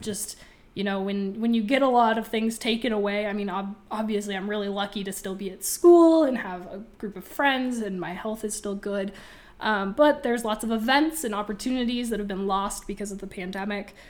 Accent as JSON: {"language": "English", "town": "Boise", "region": "Idaho", "country": "United States", "lives_now": "Moscow, United States", "said": "I'm also from Boise"}